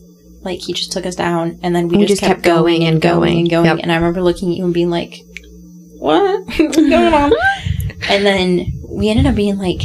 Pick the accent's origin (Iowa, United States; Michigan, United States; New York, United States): Iowa, United States; also born or lived in Maryland; when I first left for Maryland, I road tripped out there with her, and she was coming from Colorado and I was coming from Iowa